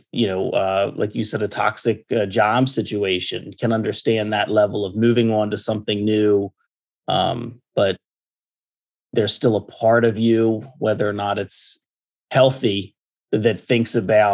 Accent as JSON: {"language": "English", "country": "United States", "tie": "born or raised there", "said": "me growing up in America"}